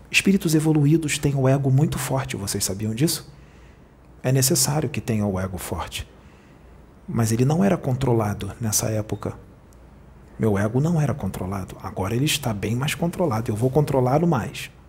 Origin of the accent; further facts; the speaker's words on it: Rio de Janeiro, Brazil; eu não fui até onde ele está, porque eu sou do Rio, ele é de Porto Alegre.